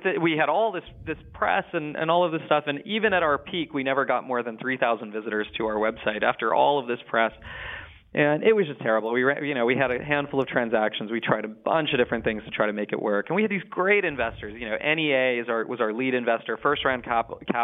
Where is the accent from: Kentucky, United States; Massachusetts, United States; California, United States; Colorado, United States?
California, United States; Silicon Valley; I grew up in the Silicon Valley